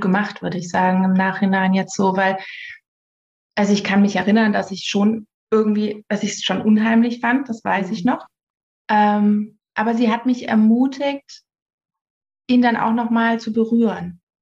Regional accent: near Nuremberg, Bavaria, Germany; ich komme aus der Nähe von Nürnberg.

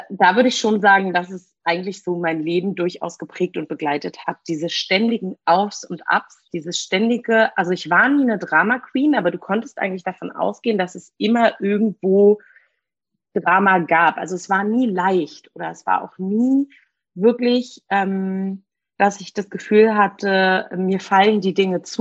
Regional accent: Berlin, Germany; Gebürtige Berlinerin, hier geboren, hier aufgewachsen. Habe aber eine Mini, in Anführungsstrichen, Migrationsgeschichte.

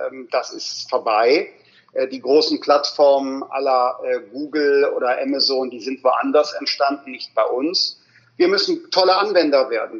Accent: Rhineland, Germany; ich bin ja Rheinländer

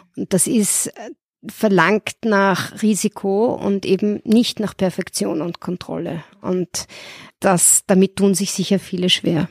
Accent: Vienna, Austria; moved away as an adult; now in Munich, Germany; gebürtige Wienerin

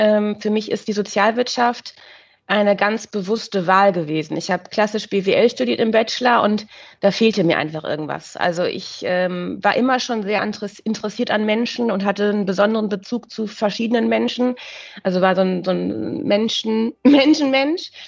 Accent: Münster, North Rhine-Westphalia, Germany; born there; now in Hamburg, Germany; als gebürtige Münsteranerin ist man immer mit einem Herz weiter in den Münster und versucht so ein bisschen Münsteraner Flair nach Hamburg zu übernehmen.

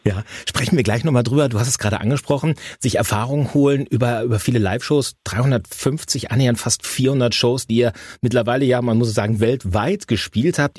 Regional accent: Hamm, North Rhine-Westphalia, Germany; das ist eure Heimat, das ist auch meine

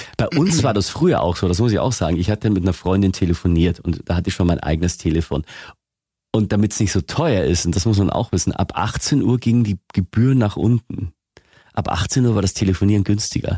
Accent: Lower Bavaria, Germany; moved away as an adult; now in Augsburg, Germany; ich bin in Niederbayern aufgewachsen und da redet noch ganz anders.

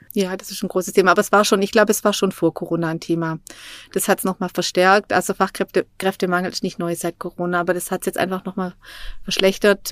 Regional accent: Dornstetten, Baden-Württemberg, Germany; moved away as an adult; also born or lived in Todtmoos / Münstertal / Lake Constance; ich bin im Schwarzwald aufgewachsen, genauer gesagt in Dornstetten im Nordschwarzwald

